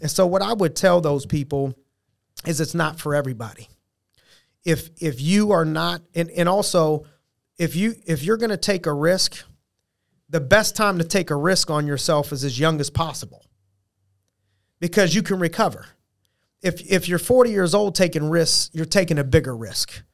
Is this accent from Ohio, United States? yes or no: yes; Youngstown, Ohio, United States; moved away; opened up a youth program in my hometown, Youngstown, Ohio.